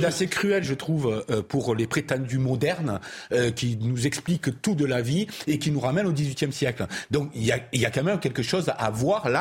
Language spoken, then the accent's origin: French; Provence-Alpes-Côte d'Azur, France; moi qui viens du sud de la province